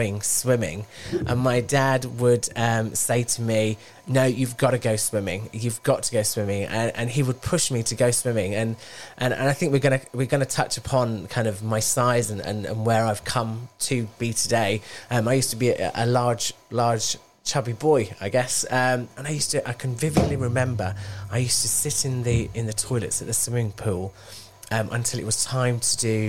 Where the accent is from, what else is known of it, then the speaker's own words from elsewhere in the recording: Bradford, Yorkshire and the Humber, United Kingdom; moved away as an adult; also born or lived in Wolverhampton; I was born in Wolverhampton. And when I was one, my parents, we moved to Bradford.